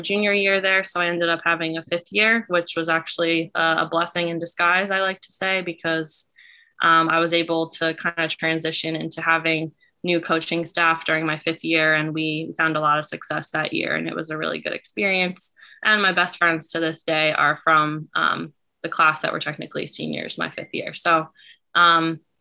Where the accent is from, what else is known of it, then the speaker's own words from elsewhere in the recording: Central New Jersey, United States; also born or lived in Bucks County, Pennsylvania; I grew up in Central New Jersey